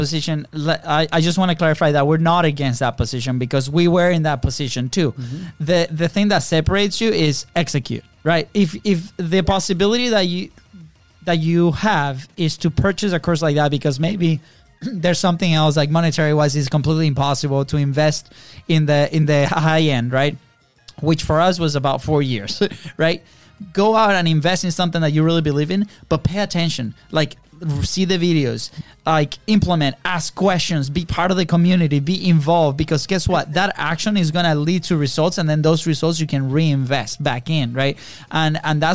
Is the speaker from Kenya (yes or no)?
no; Venezuela; moved away; we grew up in Venezuela, different country